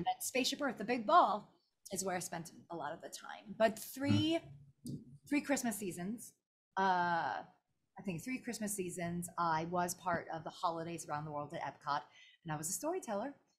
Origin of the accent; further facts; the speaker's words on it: New York City, New York, United States; moved away as an adult; also born or lived in Orlando, Florida; I grew up in Brooklyn, New York